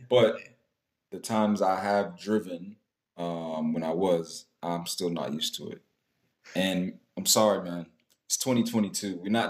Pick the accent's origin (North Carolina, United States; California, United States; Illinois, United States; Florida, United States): North Carolina, United States; moved away as an adult; now in Midlands, United Kingdom; I'm from North Carolina